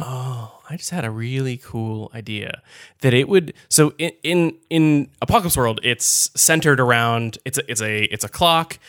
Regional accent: Connecticut, United States; I grew up in Connecticut.

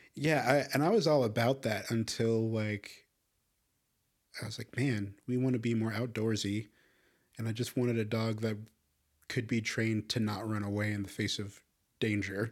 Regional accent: Chicago, Illinois, United States; I grew up in Chicago

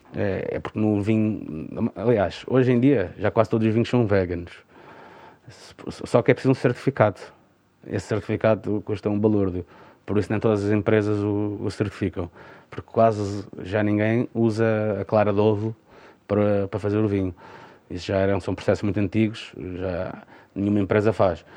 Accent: Parede, Lisbon, Portugal; isto é a minha terra, é a terra que eu mais amo

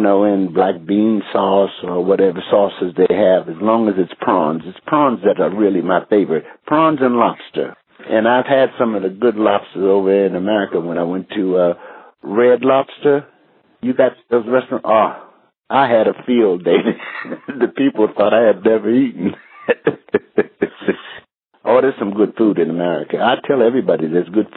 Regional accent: United States; moved away as an adult; also born or lived in England / Amsterdam; now in United Kingdom; Being American. That's what I'm proud

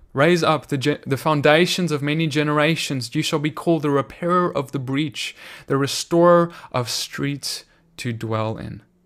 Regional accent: South Africa; my home country, South Africa.

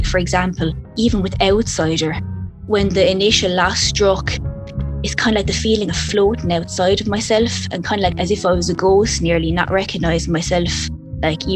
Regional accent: Clonmel, Munster, Ireland; I'm from Clonmel in County Tipperary, Ireland. It's a small town growing up.

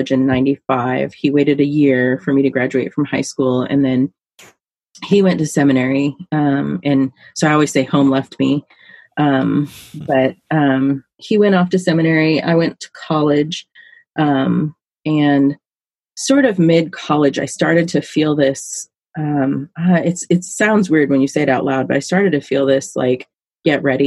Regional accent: Alaska, United States; now in Silverton, United States; I grew up in Alaska where it's cold

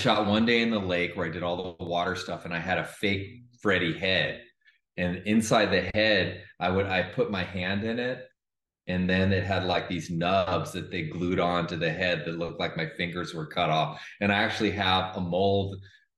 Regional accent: Los Angeles, California, United States; I'm from Los Angeles

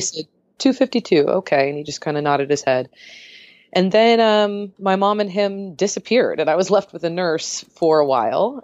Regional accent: San Diego, California, United States; moved away as an adult; now in Portland, United States; I grew up in San Diego

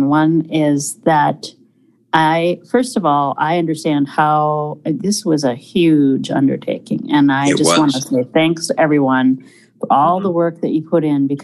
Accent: Minneapolis, Minnesota, United States

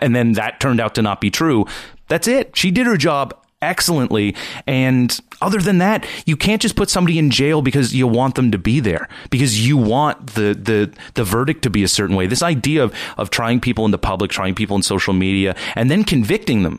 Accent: Nova Scotia, Canada; I'm from the East Coast, from Nova Scotia

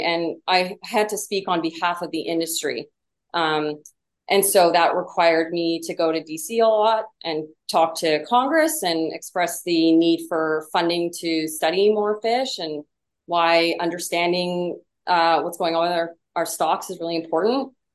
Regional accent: Vancouver Island, British Columbia, Canada; now in San Diego, United States; I grew up in uh, what I'm convinced is the most beautiful part of the world. I'm from Vancouver Island, so the very, uh, very west coast of British Columbia

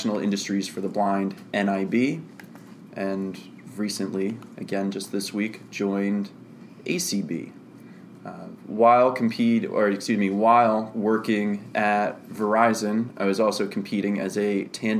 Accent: Annapolis, Maryland, United States; Born and raised in Annapolis, Maryland

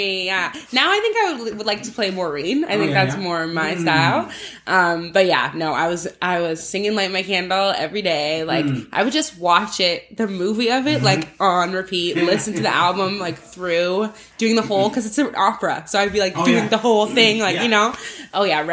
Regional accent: Burlington, Ontario, Canada; also born or lived in Toronto / Oakville; I moved to like right on the border. It's like Burlington, Oakville, that area.

